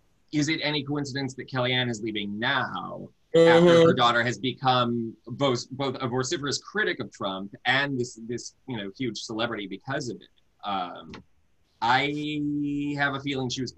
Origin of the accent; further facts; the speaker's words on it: California, United States; as a Californian